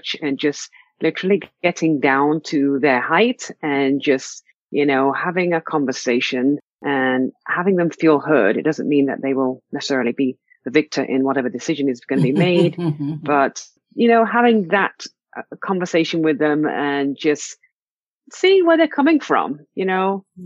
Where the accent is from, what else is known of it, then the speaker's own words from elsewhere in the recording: England, United Kingdom; as a child growing up in England from a very, very early stage